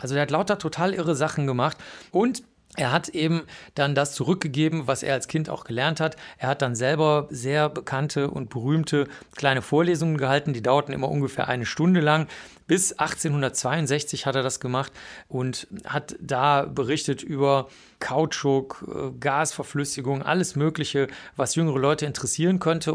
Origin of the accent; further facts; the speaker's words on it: Bavaria, Germany; ich komme aus Bayern, aus einem kleinen Dorf